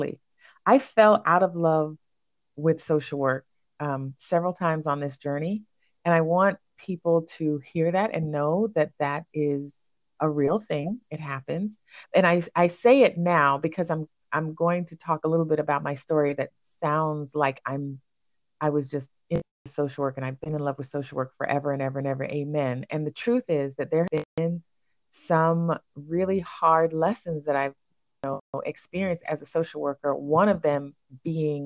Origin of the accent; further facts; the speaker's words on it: Alabama, United States; moved away as an adult; also born or lived in New York; I grew up in Alabama